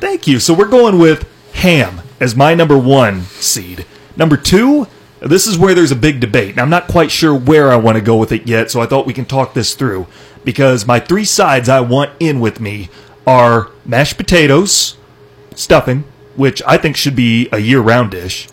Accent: Iowa, United States; I'm from Iowa.

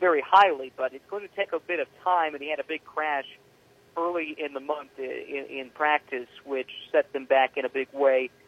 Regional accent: Indianapolis, Indiana, United States; growing up in Indianapolis, um, going to this race as a kid

